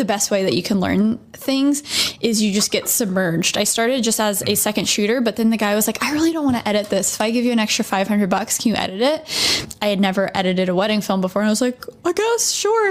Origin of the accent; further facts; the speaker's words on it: Dallas, Texas, United States; moved away as an adult; also born or lived in New York; I am a YouTuber now based in Dallas, Texas